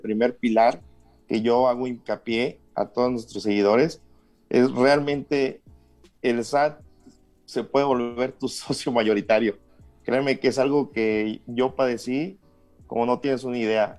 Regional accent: Huasteca Potosina, San Luis Potosí, Mexico; moved away as an adult; now in Querétaro, Mexico; soy del estado de San Luis Potosí, de la región Huasteca, está en el sur del estado

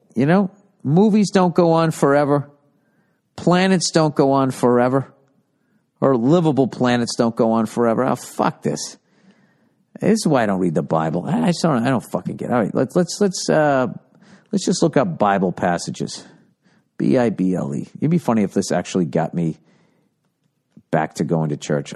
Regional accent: outside of Boston, Massachusetts, United States; I grew up outside of Boston

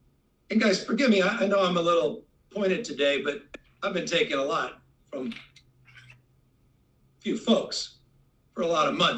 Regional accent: California, United States; But I do it with deep pride in this state as a Californian

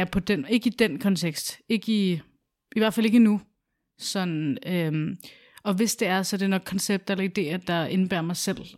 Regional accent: Albertslund, Capital Region of Denmark, Denmark; moved away as an adult; also born or lived in Sydhavn, Copenhagen; now in Copenhagen, Denmark; jeg var flyttet fra Alberslund tidligere og til Sydhavn

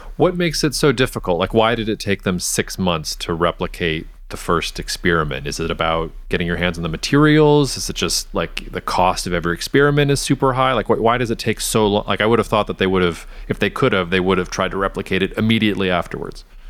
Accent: Georgia, United States; my home state of Georgia

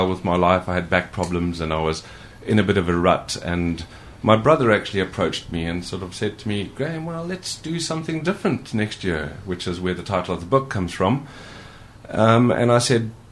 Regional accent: Zimbabwe; now in United Kingdom; growing up in Africa, I did used to swim for my school

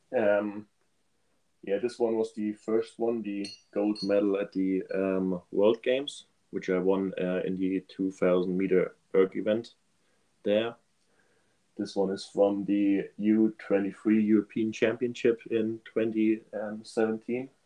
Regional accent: Germany; I'm from Germany

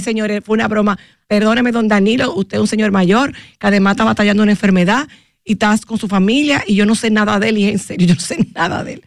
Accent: Dominican Republic; yo estaba en mi país, en mi zona colonial

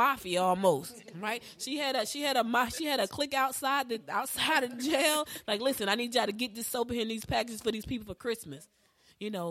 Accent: Albany, Georgia, United States; I was born in Albany, Georgia.

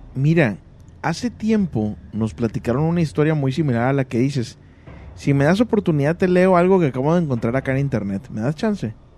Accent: State of Mexico, Mexico; del Estado de México

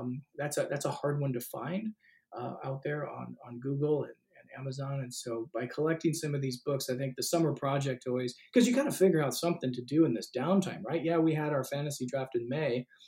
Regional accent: Northern California, United States; I was born in John Muir Hospital. I'm from Northern California.

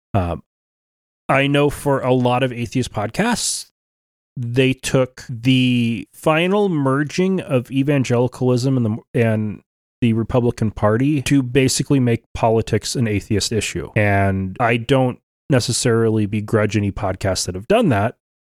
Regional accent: Oregon, United States; now in Idaho, United States; growing up in Oregon

